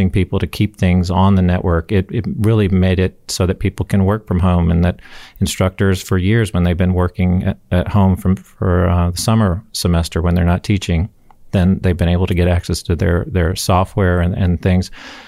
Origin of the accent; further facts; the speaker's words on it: Huntsville, Alabama, United States; I'm from Huntsville.